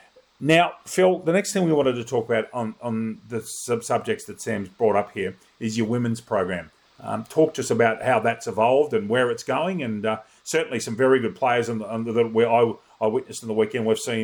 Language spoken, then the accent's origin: English; Riverina, New South Wales, Australia; I come from the Riverina and the heartland of football